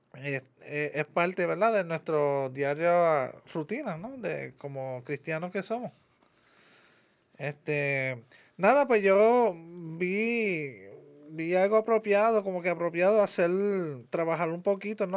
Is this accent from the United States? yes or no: yes; United States; Que tú y yo somos nacidos en Estados Unidos